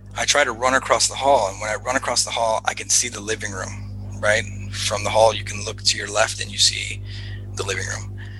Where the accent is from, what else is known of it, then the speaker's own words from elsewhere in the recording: Los Angeles, California, United States; growing up in Los Angeles, you're like surrounded by by the movie industry